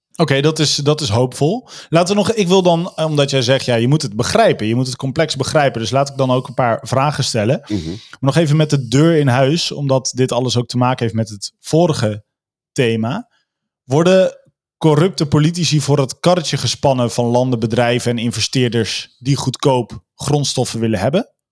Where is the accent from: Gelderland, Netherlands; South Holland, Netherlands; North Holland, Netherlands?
Gelderland, Netherlands; Veluwe; ik kom van de Veluwe